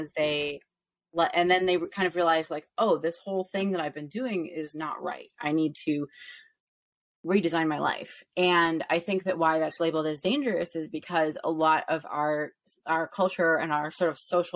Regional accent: Chicago, Illinois, United States; now in Los Angeles, United States; I'm from Chicago originally, the actual city, not the suburbs

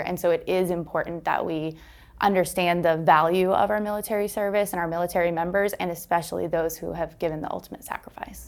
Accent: Maine, United States; moved away as an adult; also born or lived in Texas; now in Arkansas, United States; I grew up in Maine, so I started there, um, after college moved to Texas, and then now I serve here in Arkansas

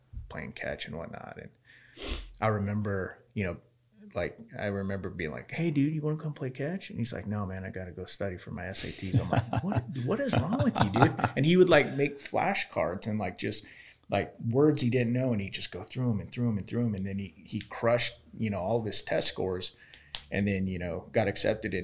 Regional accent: Yuma, Arizona, United States; moved away; growing up in Yuma

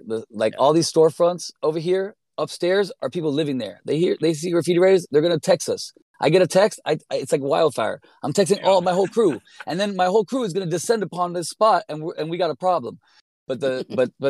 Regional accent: Miami, Florida, United States; moved away as an adult; also born or lived in Brooklyn; now in New York, United States; I grew up in Miami. I grew up as a graffiti writer since I was like 13 years old. I was just incredibly embedded in this culture here until I left at 18

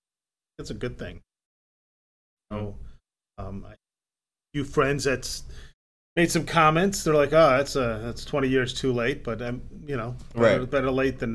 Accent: Oswego, Illinois, United States; also born or lived in Pontiac, Michigan / Aurora, Illinois; I'm from Oswego and mm-hmm. here in Aurora.

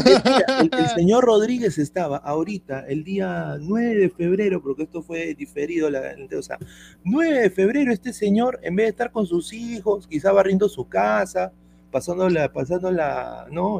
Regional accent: Peru; now in United States; como inmigrante acá en los Estados Unidos, como peruano

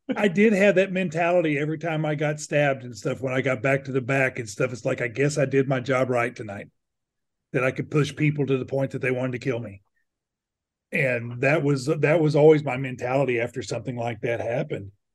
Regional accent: United States; being American

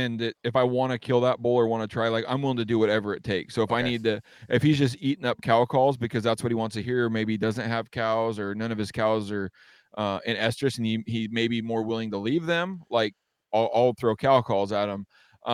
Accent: Washington, United States; growing up in Western Washington is a lot different aside from maybe like North Idaho, because it's a jungle here, you know?

